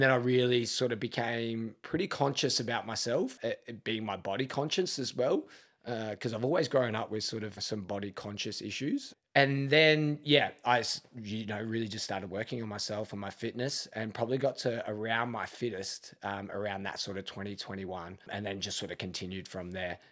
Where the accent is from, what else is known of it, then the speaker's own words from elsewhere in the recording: Melbourne, Victoria, Australia; moved away as an adult; now in Adelaide, Australia; grew up in Melbourne